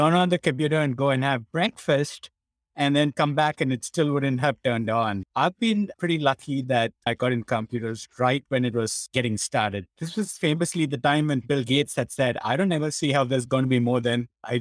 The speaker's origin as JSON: {"language": "English", "country": "India", "tie": "born or raised there", "moved": "yes", "said": "the way I was brought up in India when I was growing up"}